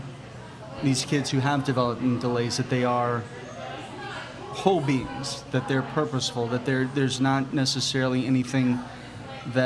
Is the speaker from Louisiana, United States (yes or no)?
yes; Houma, Louisiana, United States; I grew up in Houma